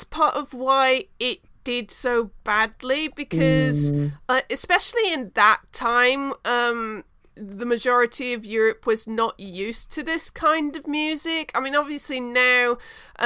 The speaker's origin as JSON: {"language": "English", "country": "New Zealand", "said": "I am from New Zealand"}